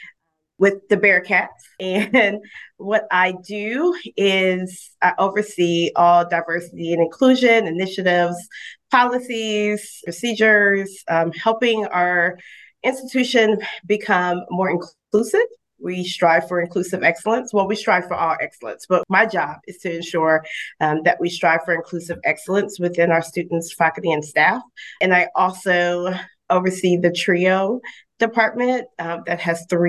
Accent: Memphis, Tennessee, United States; moved away as an adult; also born or lived in St. Louis, Missouri / Nashville, Tennessee / Columbia, South Carolina; now in Maryville, United States; I am originally from Memphis, Tennessee.

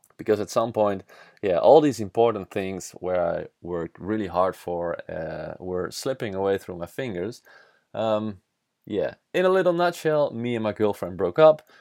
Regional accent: Netherlands; first language Dutch; English is a second language; Dutch is my mother language

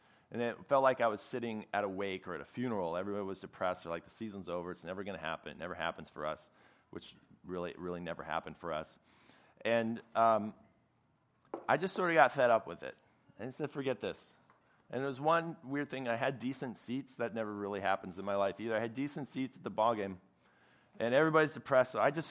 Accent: Chicago, Illinois, United States; moved away; I'm from Chicago originally. I grew up a Cubs fan

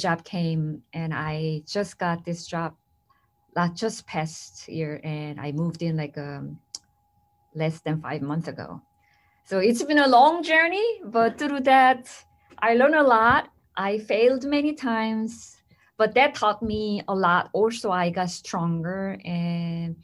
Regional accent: South Korea; moved away as an adult; now in United States; I came from South Korea

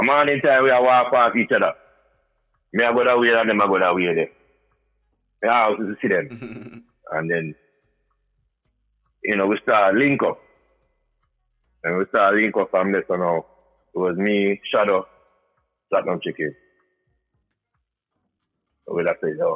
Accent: East Orange, New Jersey, United States; we're from East Orange.

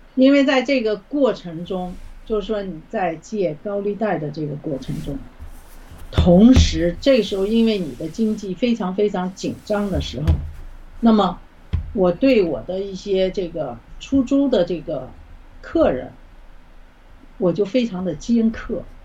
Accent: China; moved away as an adult; now in Canada; 因为咱们从小在中共的这个这种邪恶的体制下，无神论的这种这种恶魔的统治下，从来不相信会有

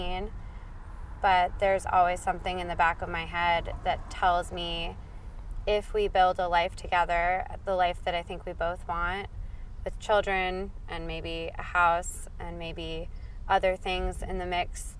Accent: New Jersey, United States; also born or lived in Georgia, United States; now in Oakland, United States; grew up on the East Coast of the States in New Jersey, and I kind of moved all over the place

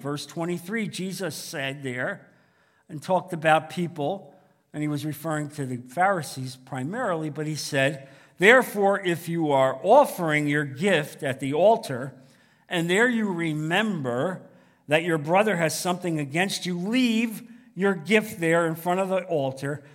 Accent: New Jersey, United States; now in Naples, United States; growing up in New Jersey

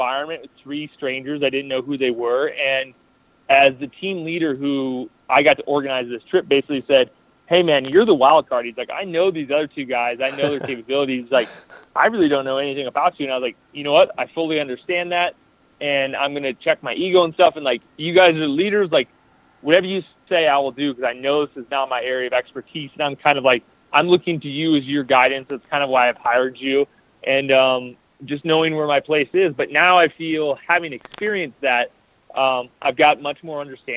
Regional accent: Iowa, United States; I'm from Iowa

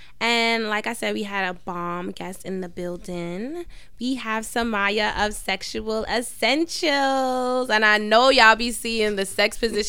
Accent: New York City, New York, United States; we're from Queens.

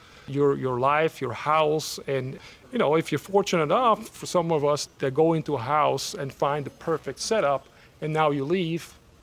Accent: Switzerland; also born or lived in Savannah, Georgia / Washington, District of Columbia, United States; now in United States; When I grew up in Switzerland, which is a very small country, it's only 200 miles across.

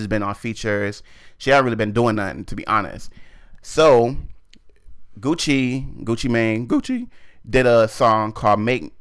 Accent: Barbados; moved away; also born or lived in East Coast, United States; I'm from the East Coast. Leave me. I'm from Barbados.

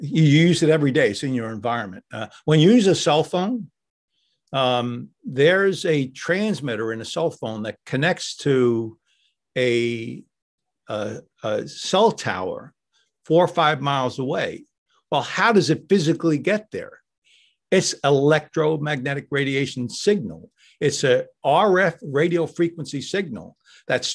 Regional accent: New York, United States; I grew up in New York

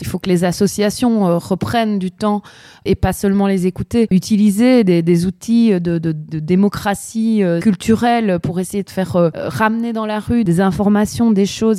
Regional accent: Chile; moved away; je viens quand même du Chili

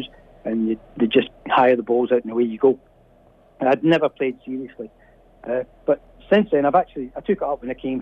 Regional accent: Glasgow, Scotland, United Kingdom; moved away as an adult; now in Australia; I'm originally from Glasgow, which was a largely industrial city in the 60s and 70s

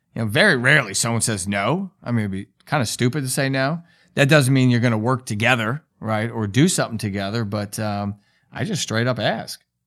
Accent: New York, United States; I'm a New Yorker

